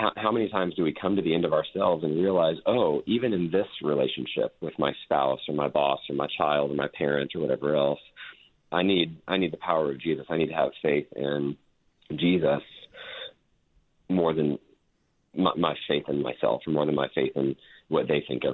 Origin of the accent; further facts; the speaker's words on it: Texas, United States; I was raised in Texas. We mentioned that I live in Fort Worth.